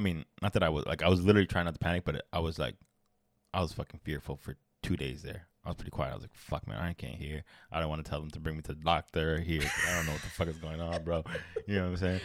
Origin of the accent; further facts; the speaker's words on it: Orlando, Florida, United States; I was raised in Florida